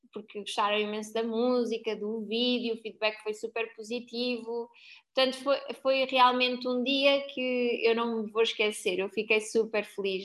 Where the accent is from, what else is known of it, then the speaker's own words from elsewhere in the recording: Coimbra, Centro, Portugal; moved away as an adult; now in Lisbon, Portugal; eu fui para Lisboa, eu sou de Coimbra